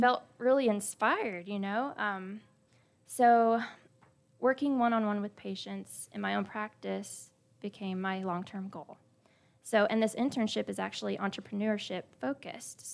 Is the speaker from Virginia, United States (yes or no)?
no; Splendora, Texas, United States; I grew up in Splendora, but I went to Cleveland High School